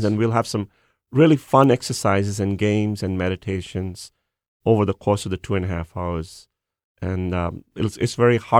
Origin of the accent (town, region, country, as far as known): India; moved away as an adult; now in United States